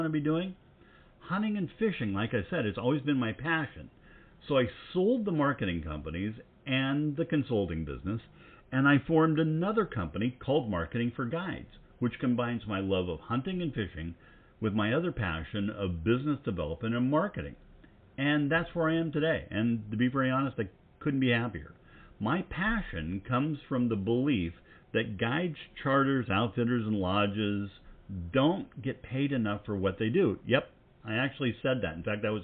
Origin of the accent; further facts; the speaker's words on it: McKenzie River, Willamette Valley, Oregon, United States; I grew up on the famous Mackenzie River in the Willamette Valley of Oregon